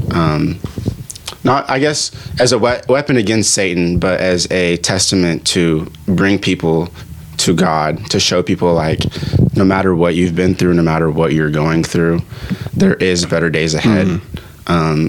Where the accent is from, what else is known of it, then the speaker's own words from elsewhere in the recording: Ghana; now in United States; I was born in Ghana, Africa